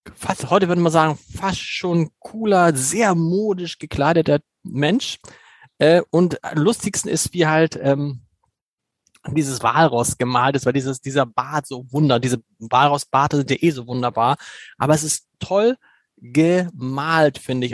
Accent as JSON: {"language": "German", "region": "Hamburg", "country": "Germany", "said": "da geht einem natürlich als Hamburger das Herz auf"}